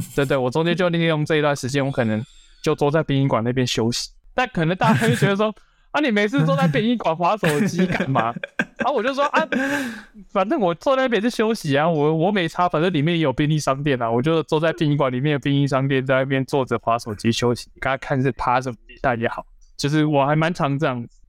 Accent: Tainan, Taiwan; also born or lived in Taipei; 我现在回到台南，因为我本身是台南人，那我就回到台南的议员办公室

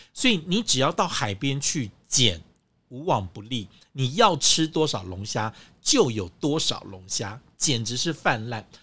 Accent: Taiwan; 像我们中国人，像台湾人

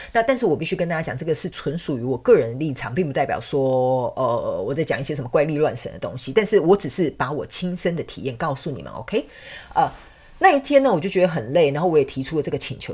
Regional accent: southern Taiwan, Taiwan; moved away as an adult; also born or lived in Taipei, Taiwan; now in Canada; 我是南部人，我是从南部的乡下小孩，我就直接去，呃，台湾的所谓的所， 大都市，就是首都台北嘛

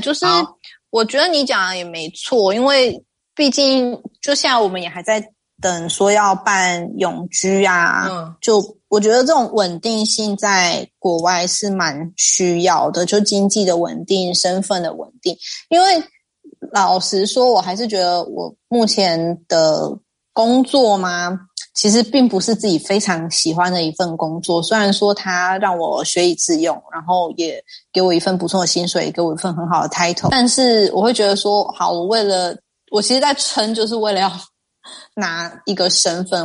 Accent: Taiwan; moved away as an adult; now in Netherlands; 如果我现在人在台湾的话

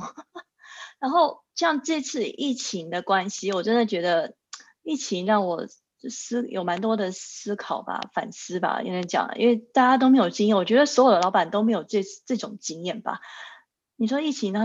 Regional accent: Taichung, Taiwan; moved away as an adult; now in Zurich, Switzerland; 当年在台中，因为我是台中人

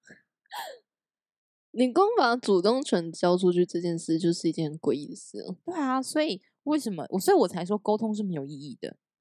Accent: Taiwan; moved away as an adult; also born or lived in Hangzhou, China; 有点像我们台湾的业务经理这样

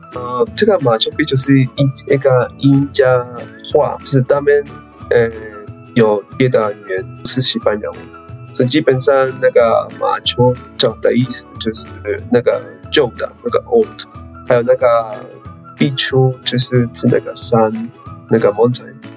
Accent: Peru; Chinese is a second language; now in Taiwan; 是秘鲁人

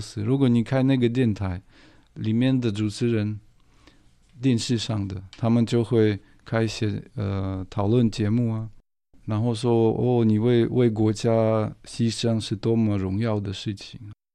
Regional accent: Moscow, Russia; Chinese is a second language; moved away as an adult; now in Taiwan; 我很爱莫斯科，我的家乡

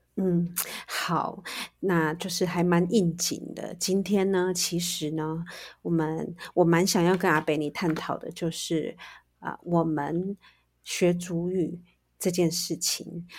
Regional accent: Taiwan; 我们原住民

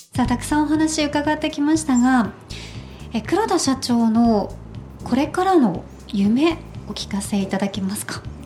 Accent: Nagasaki, Japan; moved away; 私は長崎県で育ったので

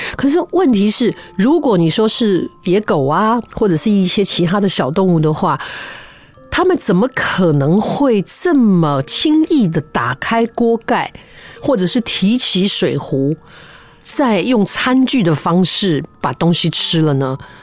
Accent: Taichung, Taiwan; 我小时候在台中，哈，出生的

